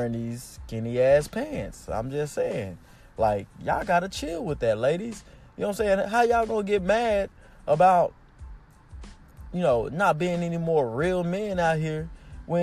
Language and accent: English; United States; I'm American